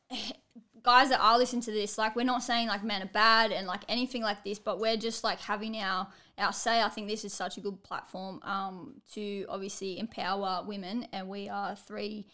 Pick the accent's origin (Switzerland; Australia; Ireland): Australia; us Aussies here